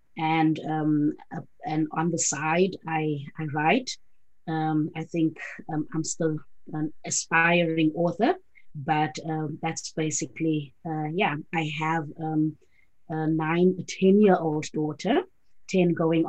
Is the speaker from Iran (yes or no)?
no; South Africa; I'm originally from South Africa.